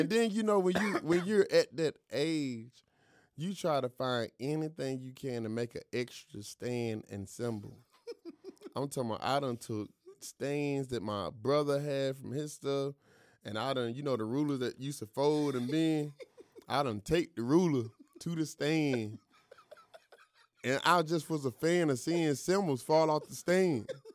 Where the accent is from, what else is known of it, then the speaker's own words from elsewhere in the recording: Greenville, North Carolina, United States; I was born in Greenville, North Carolina.